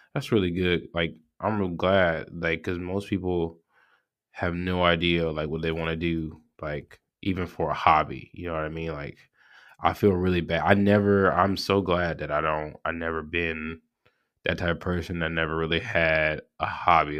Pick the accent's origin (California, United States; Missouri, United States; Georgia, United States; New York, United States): Georgia, United States; I'm from Georgia. I'm, I live in middle Georgia